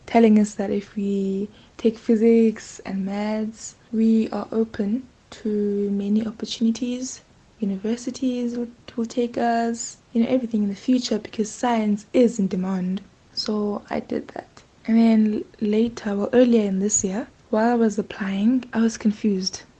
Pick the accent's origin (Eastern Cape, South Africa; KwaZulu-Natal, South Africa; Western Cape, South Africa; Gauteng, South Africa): Eastern Cape, South Africa; rural area outside King William's Town; also born or lived in East London, South Africa; I grew up in Ngabasa, a place, a rural area outside King.